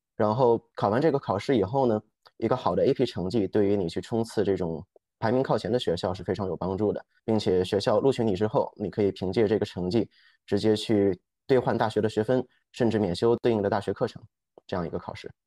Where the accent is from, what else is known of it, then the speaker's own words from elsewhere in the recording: Beijing, China; also born or lived in New York; 我现在所在的城市是北京，我从小也在北京出生长大。那之前也就是在读研究生的时候，在纽约待了差不多两年的时间